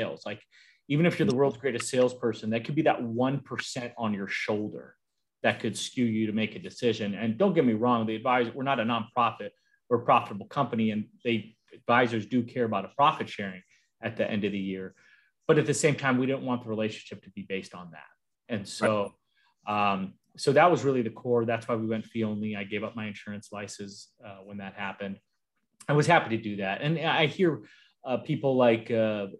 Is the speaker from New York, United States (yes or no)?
no; Arizona, United States; now in California, United States; I grew up in Arizona, and now I'm in California